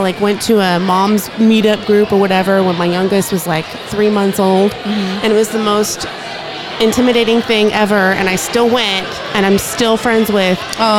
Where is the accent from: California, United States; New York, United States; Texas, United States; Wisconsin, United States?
Texas, United States; Dallas; moved away as an adult; now in Corpus Christi, United States; Yes, I'm from Dallas. I grew up in Dallas.